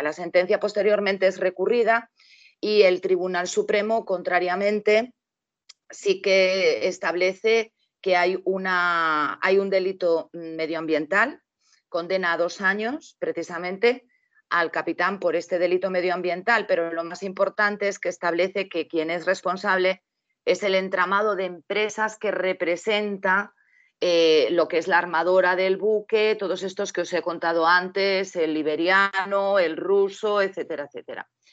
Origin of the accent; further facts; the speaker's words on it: Spain; somos todos los españoles